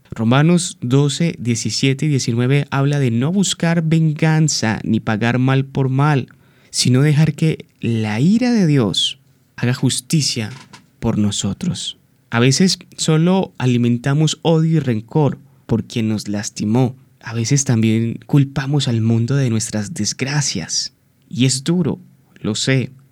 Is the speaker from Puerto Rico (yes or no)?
no; Colombia; nuestra amada Colombia, que soy también colombiano